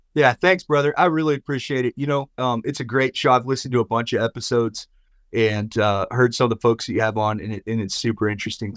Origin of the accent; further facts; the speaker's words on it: Midwest, United States; I grew up in the Midwest